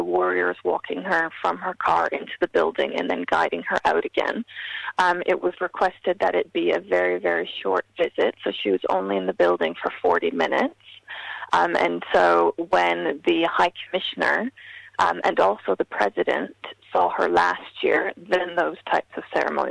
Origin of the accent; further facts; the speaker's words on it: Canada; I grew up in Canada within quite a large diasporic Fijian community